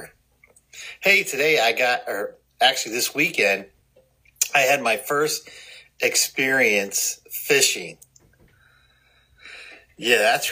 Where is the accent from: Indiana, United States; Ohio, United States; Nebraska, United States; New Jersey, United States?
Ohio, United States; Cleveland; I grew up around Lake Erie in Cleveland